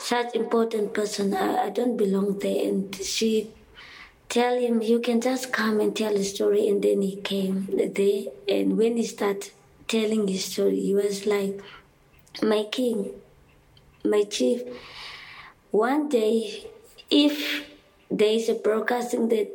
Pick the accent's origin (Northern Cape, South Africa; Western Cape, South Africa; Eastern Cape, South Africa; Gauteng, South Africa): Northern Cape, South Africa; Kimberley; I'm from the Northern Cape, Kimberley